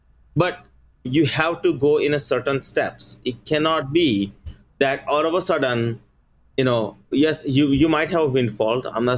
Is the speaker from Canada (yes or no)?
no; India; moved away; So for instance, like, we came here from India, right? After we coming here, within 1 year, we bought a house.